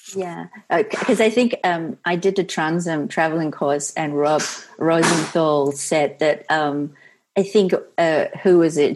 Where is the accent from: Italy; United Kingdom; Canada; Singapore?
Singapore; also born or lived in San Francisco; now in United States; I was born in Singapore and raised there